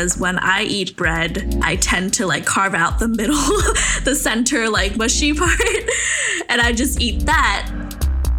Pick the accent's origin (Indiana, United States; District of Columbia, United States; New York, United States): New York, United States; New York City; I'm from New York City, so a lot of other cities are going to feel small